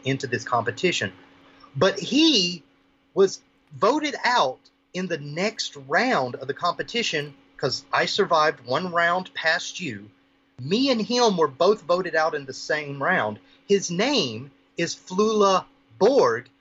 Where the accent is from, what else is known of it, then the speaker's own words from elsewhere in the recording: the South, United States; now in Maui, United States; I'm from the 50th state now. I'm originally from the South